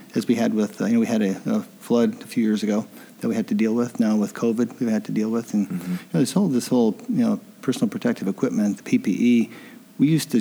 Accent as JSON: {"language": "English", "town": "Detroit", "region": "Michigan", "country": "United States", "tie": "born or raised there", "also_born_or_lived": "Texas", "moved": "yes", "said": "I grew up in Detroit"}